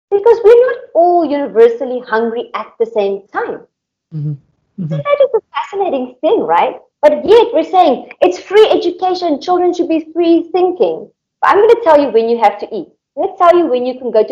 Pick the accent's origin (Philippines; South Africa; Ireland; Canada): South Africa; moved away; also born or lived in Indonesia; I'm from South Africa, so coming from a third world country